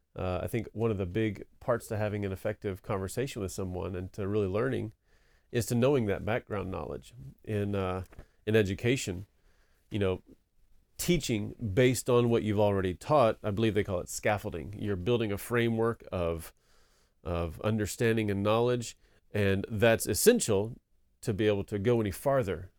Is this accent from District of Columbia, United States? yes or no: no; East Texas, United States; moved away as an adult; also born or lived in Denton, Texas / Cambodia / Korea; I grew up in East Texas